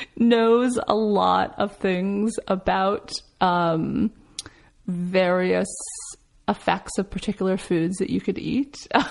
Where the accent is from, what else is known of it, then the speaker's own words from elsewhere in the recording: Los Angeles, California, United States; also born or lived in Columbus, Ohio / Florida; I grew up in LA.